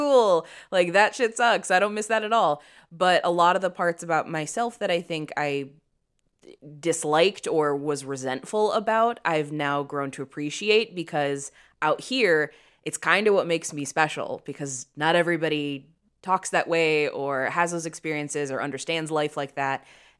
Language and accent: English; Chicago, Illinois, United States; accent: Chicago; Like when I went to theater school, the first thing I did was lose my Chicago accent.